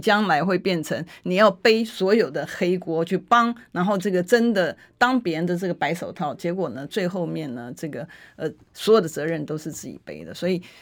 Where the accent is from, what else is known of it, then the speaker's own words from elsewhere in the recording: Taiwan; 我们台湾人